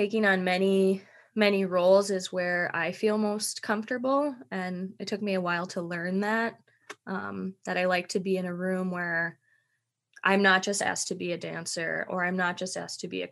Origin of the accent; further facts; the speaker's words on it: Minnesota, United States; moved away; I grew up dancing in Minnesota